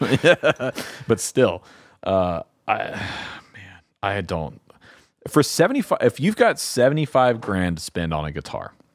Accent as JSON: {"language": "English", "region": "the South", "country": "United States", "said": "I'm from the South"}